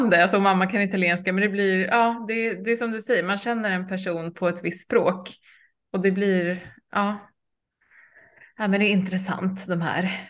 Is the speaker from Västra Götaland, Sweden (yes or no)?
yes; Gothenburg, Västra Götaland, Sweden; moved away as an adult; also born or lived in Croatia; jag är uppväxt eh, i Göteborg.